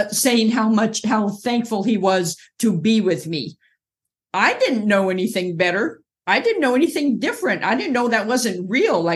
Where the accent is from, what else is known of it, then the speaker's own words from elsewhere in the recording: Orange County, California, United States; moved away as an adult; also born or lived in Inglewood, California; now in North Carolina, United States; I was born in Inglewood, California, grew up in Orange County, California, near a beach community most of my life